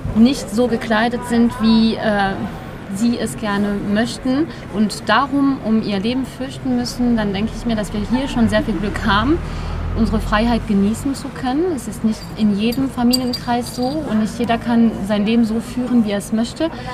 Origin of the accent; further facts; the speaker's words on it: France; also born or lived in England; now in Germany; Ich komme ja aus Frankreich, da nörgelt man noch mehr